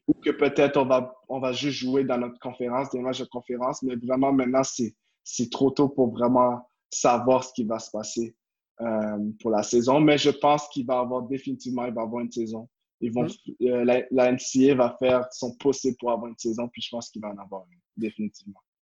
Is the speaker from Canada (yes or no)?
yes; Quebec, Canada